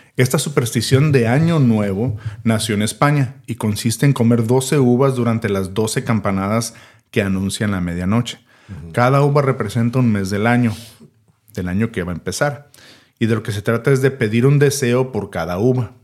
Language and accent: Spanish; Mexico; Nosotros como mexicanos